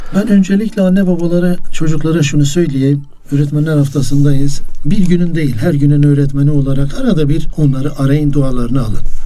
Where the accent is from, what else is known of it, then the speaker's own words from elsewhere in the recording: Muş, Muş Province, Turkey; Ben Musluyum